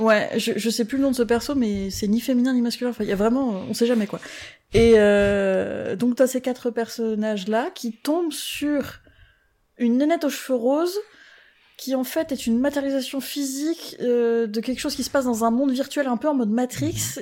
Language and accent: French; France; on est français